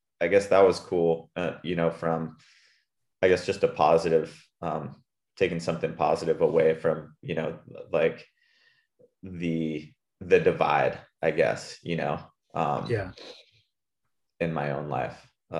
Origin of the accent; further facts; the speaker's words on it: Puerto Rico; And like, yeah, I grew up in Puerto Rico, and yeah, hetero